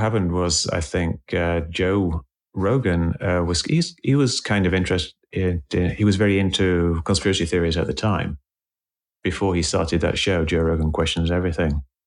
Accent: England, United Kingdom; moved away as an adult; now in United States; I moved to the States. I, I grew up in England

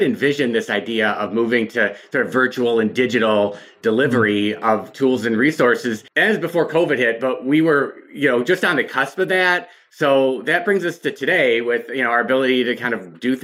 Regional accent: Michigan, United States; I grew up in Michigan

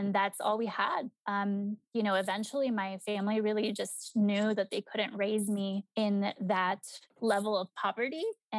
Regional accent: Mexico; still in Mexico. So like my grandparents, my tios, my tias, many of my cousins are still back in my home country.

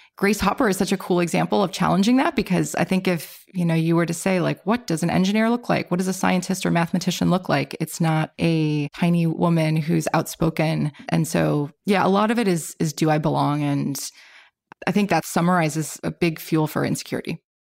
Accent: Illinois, United States; I'm from Illinois, and our university had a really good engineering program

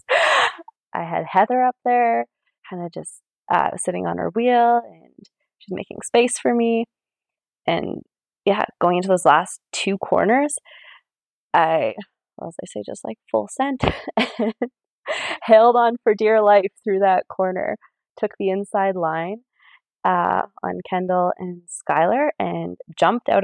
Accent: Maple Ridge, British Columbia, Canada; I am from Maple Ridge, BC, Canada.

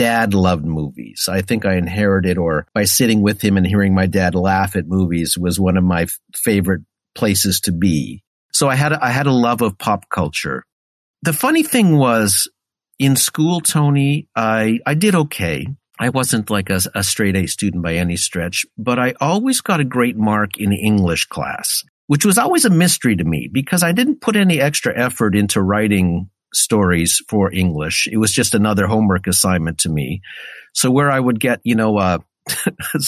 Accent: Sudbury, Ontario, Canada; moved away as an adult; Growing up in Sudbury was great

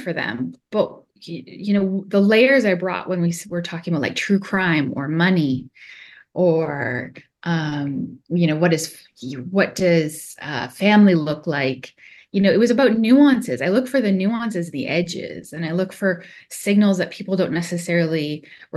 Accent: Canada; I'm secretly Canadian

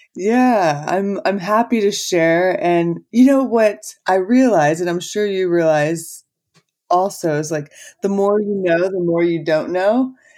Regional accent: Texas, United States; moved away as an adult; also born or lived in Los Angeles; I was born and raised in Texas.

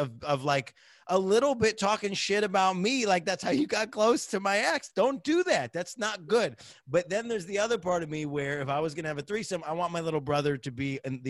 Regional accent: United States; you grow up as an American

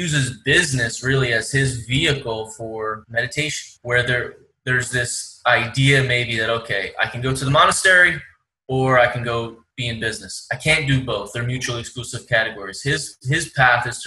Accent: Philadelphia, Pennsylvania, United States; moved away; I come from Philly on the East Coast

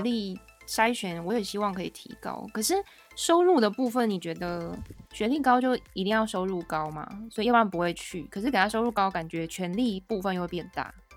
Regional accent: Taiwan; 我们台湾人

